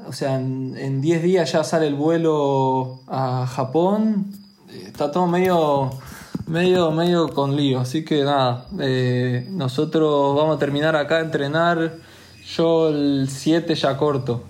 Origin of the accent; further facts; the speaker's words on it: Argentina; de Argentina, también representante olímpico en Laser